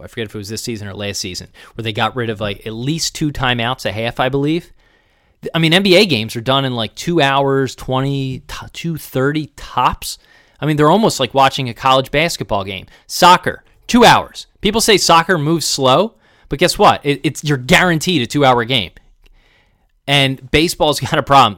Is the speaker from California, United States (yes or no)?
no; Springfield, Pennsylvania, United States; also born or lived in Bucks County, Pennsylvania; I grew up in Springfield and Delco